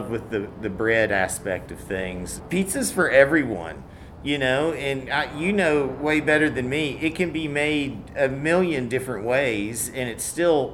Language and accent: English; Nashville, Tennessee, United States; also born or lived in Arizona / Northern California / Italy; Yeah, I'm from Nashville. I grew up in Nashville